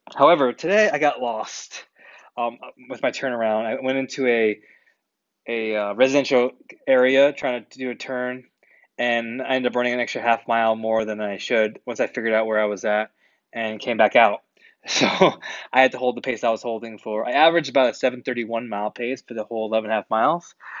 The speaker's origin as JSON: {"language": "English", "region": "New England", "country": "United States", "tie": "born or raised there", "said": "I grew up in New England"}